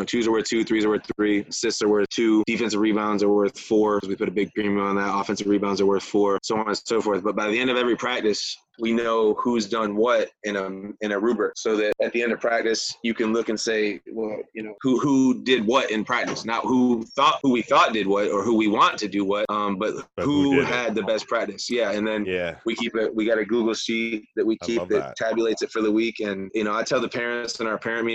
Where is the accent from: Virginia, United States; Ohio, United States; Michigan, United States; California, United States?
Michigan, United States; also born or lived in Florida